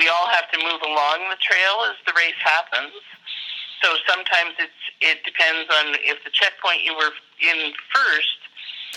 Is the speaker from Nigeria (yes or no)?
no; Perryvale, Alberta, Canada; I'm from Perryvale, Alberta, Canada